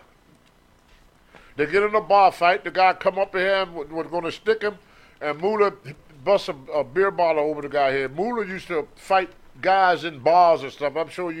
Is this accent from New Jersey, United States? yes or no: no; Low Moor, Virginia, United States; also born or lived in Roanoke, Virginia; I was raised in a town called Lowmore, Virginia. They say I'm from Roanoke, but I was in my teens when my mother finally moved to Roanoke. We live in raised in Lowmore, Clifton Ford, Covington area, and most of it was all farmland.